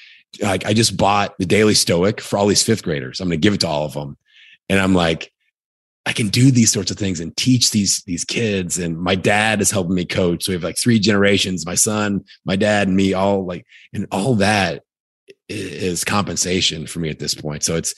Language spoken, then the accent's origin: English; Indiana, United States; accent: Indiana; So again, Indiana, that's my Indiana accent.